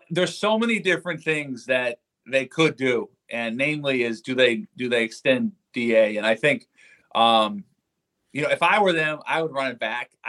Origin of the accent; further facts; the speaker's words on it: Seattle, Washington, United States; I'm an NFC West guy. I'm from Seattle.